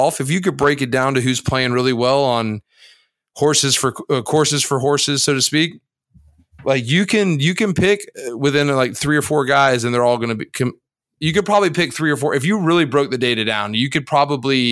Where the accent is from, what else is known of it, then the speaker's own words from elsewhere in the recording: Florida, United States; Growing up in Florida